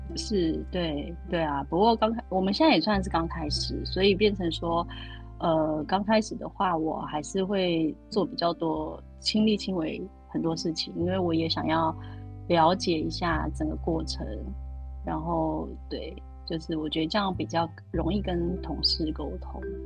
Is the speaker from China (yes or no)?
no; Taiwan; moved away as an adult; also born or lived in United Kingdom; now in Germany; 做台式的烘，烘焙也是我跟家乡的连接